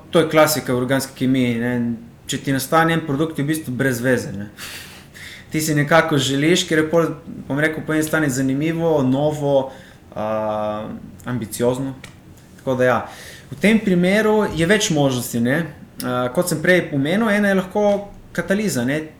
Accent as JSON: {"language": "Slovenian", "country": "Slovenia", "tie": "born or raised there", "said": "jaz sem iz Izraela doma, to je v bistvu morski kraj, živim 5 metrov od morja"}